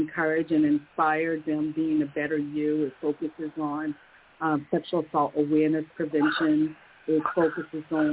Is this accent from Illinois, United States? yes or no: yes; Chicago, Illinois, United States; now in Boston, United States; I was born in Chicago, and, you know, my parents are from Chicago, grandparents